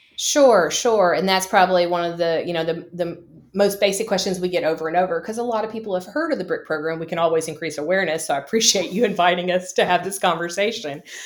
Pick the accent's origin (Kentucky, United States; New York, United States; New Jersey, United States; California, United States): Kentucky, United States; I'm from the Commonwealth of Kentucky.